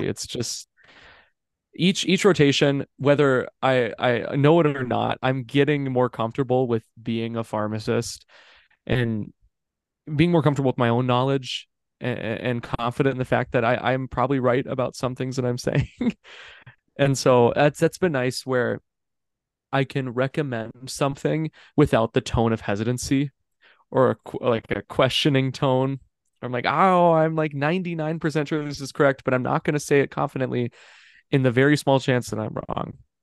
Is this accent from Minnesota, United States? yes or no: yes; Minnesota, United States; moved away as an adult; now in Des Moines, United States; I'm in I'm in Minnesota, like I'm in my hometown, I'm in my house, and I've loved living with my parents